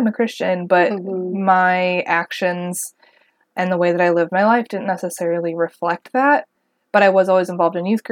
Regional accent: Wisconsin, United States; I'm actually from Wisconsin

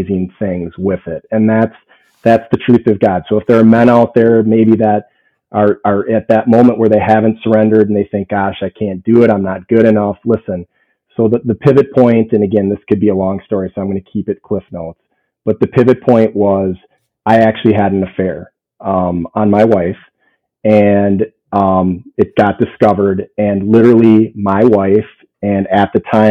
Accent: St. Paul, Minnesota, United States; So I grew up in St. Paul, Minnesota, youngest of six kids

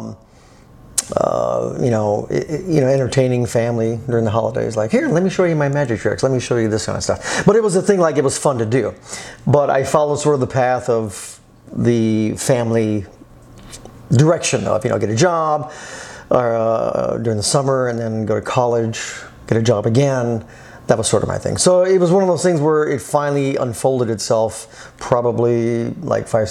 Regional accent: South Texas, United States; moved away as an adult; also born or lived in Austin, Texas; now in Los Angeles, United States; I'm from Texas, originally South Texas. I grew up on a farm.

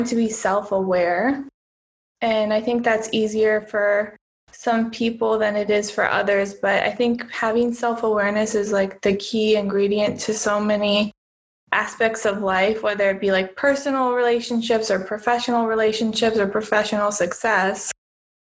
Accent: United States; moved away as an adult; now in Cyprus; I'm originally from the United States

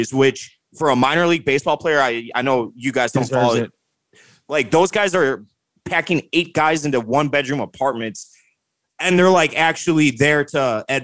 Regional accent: Wheaton, Illinois, United States; So Elm Street is Elm Street, Wheaton, Illinois, which is where I'm from.

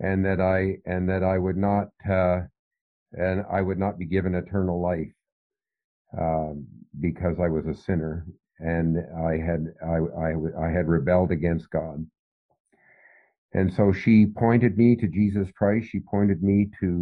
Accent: Canada; also born or lived in Philippines; My father and mother were missionaries in the Philippine Islands. I lived in the Philippine Islands until I was almost six. But I'm originally from Canada.

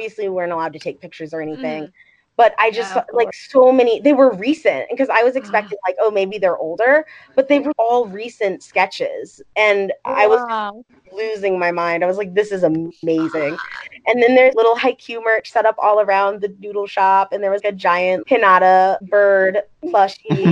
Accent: Ohio, United States; I'm from Ohio

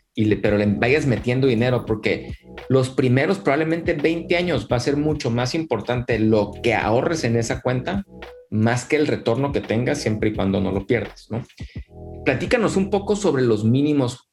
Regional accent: Mexico; nosotros como mexicanos y latinos

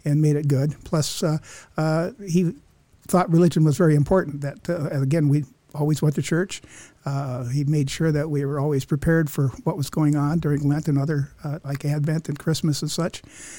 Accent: southwestern Wisconsin, United States; I grew up in a little town in southwestern Wisconsin on a dairy farm

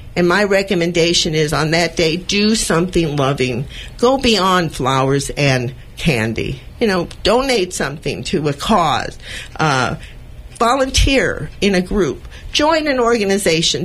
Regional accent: Los Angeles, California, United States; I'm also a native of California. I was born in East Los Angeles.

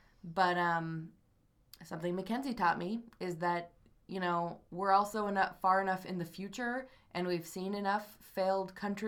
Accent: United States

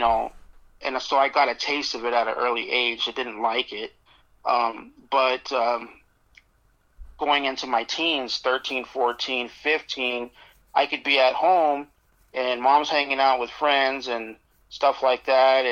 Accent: Las Vegas, Nevada, United States; also born or lived in Phoenix, Arizona; I born in Phoenix, Arizona, but I grew up in Vegas since I was six

